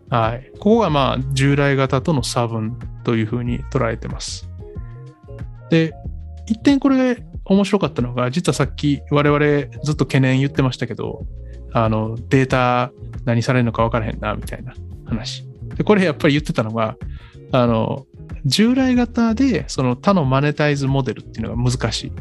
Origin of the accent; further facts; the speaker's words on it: Kyoto, Japan; moved away; 僕京都出身なんで、まあ、やっぱ京都に住んでて